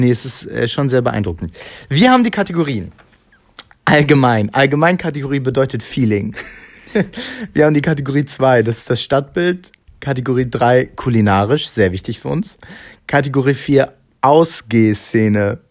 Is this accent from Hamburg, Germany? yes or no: yes; Hamburg, Germany; ich bin in Hamburg aufgewachsen, groß geworden